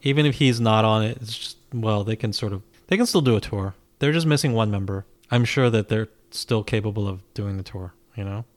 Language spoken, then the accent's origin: English; United States; as an American fan